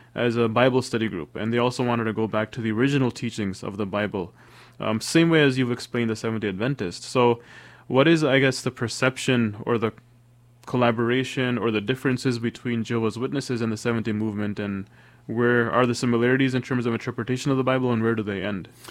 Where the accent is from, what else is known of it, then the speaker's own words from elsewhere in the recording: Toronto, Ontario, Canada; moved away; also born or lived in Sierra Leone / Washington, D.C.; I was raised in Toronto, Canada. I was a year old when we moved to, from Sierra Leone to Toronto, Canada